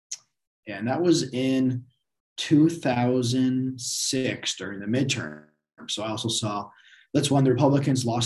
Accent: Lake Forest, California, United States; I grew up in Orange County, grew up in Lake Forest

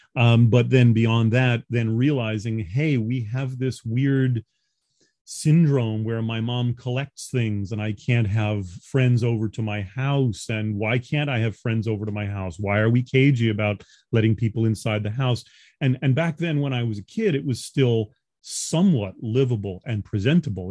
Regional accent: New York, United States; moved away; also born or lived in Los Angeles; I'm a New Yorker by birth.

